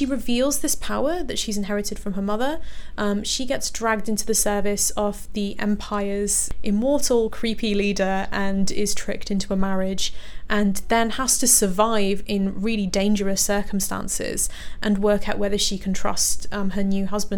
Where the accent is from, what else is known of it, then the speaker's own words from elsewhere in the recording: London, United Kingdom; I was born in Harrow. So I was in like one of the kind of, you know, the typical Asian areas of London, Hounslow, Harrow